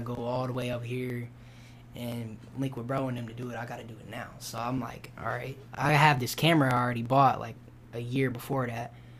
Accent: Kenosha, Wisconsin, United States; now in Mississippi, United States; Born there. Kenosha

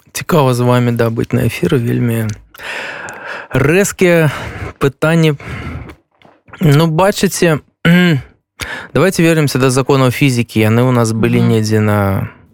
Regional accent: Belarus; moved away as an adult; also born or lived in Ukraine; now in Poland; мы беларусы

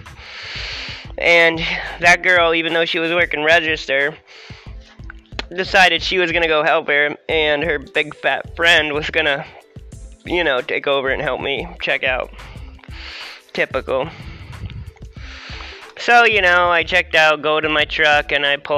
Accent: Harrisonburg, Virginia, United States; I'm from Virginia

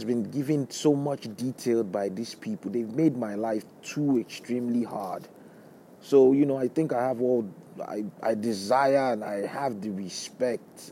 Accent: Lagos, Nigeria; moved away as an adult; also born or lived in Brooklyn, New York; now in United States; where I grew up in Lagos State in Nigeria

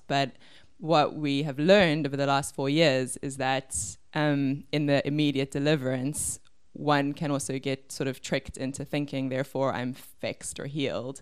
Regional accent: Cape Town, Western Cape, South Africa; I am from Cape Town. I grew up in Bergvliet.

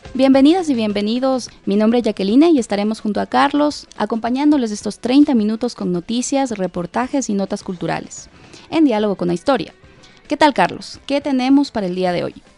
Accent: Quito, Pichincha, Ecuador; yo soy de la ciudad de Quito.

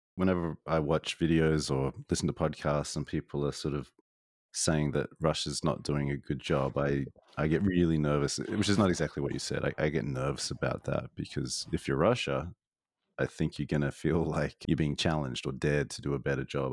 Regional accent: Australia; I grew up in Australia

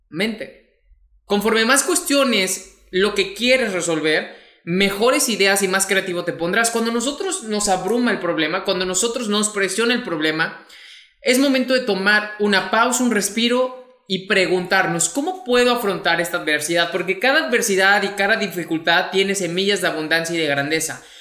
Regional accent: Mexico; mexicano, emprendedor y empresario

